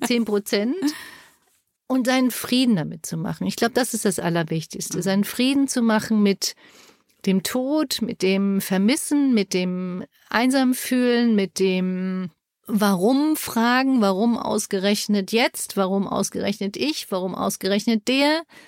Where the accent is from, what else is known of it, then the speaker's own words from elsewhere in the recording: Germany; bei uns in Deutschland